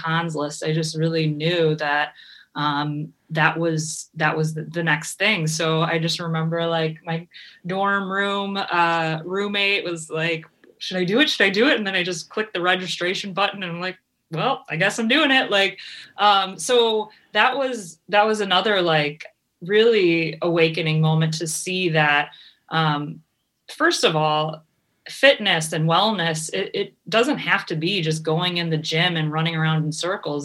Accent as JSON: {"language": "English", "town": "Cleveland", "region": "Ohio", "country": "United States", "also_born_or_lived": "California", "moved": "as an adult", "said": "I'm from Cleveland, and I moved out to California"}